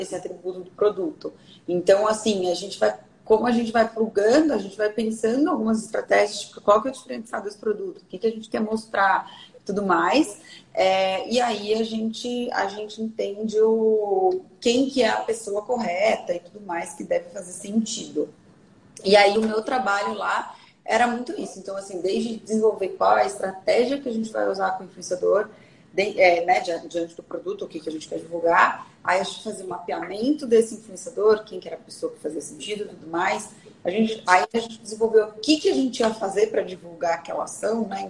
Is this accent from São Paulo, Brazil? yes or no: yes; Bragança Paulista, São Paulo, Brazil; sou de Bragança Paulista, do interior de São Paulo.